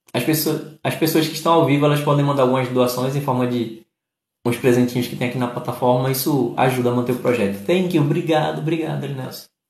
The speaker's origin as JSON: {"language": "Portuguese", "region": "Pernambuco", "country": "Brazil", "said": "eu sou de Pernambuco"}